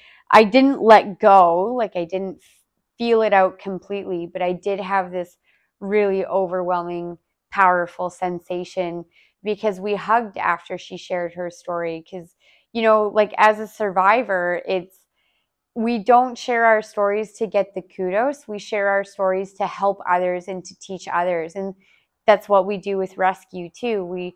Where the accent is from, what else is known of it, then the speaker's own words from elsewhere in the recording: Calgary, Alberta, Canada; yeah, like I'm here from Calgary and blah, blah, blah.